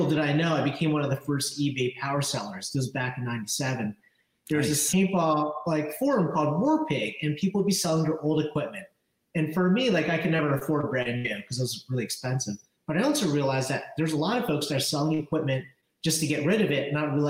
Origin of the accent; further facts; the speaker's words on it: New Jersey, United States; also born or lived in Philadelphia, Pennsylvania; I'm from Jersey. Grew up in South Jersey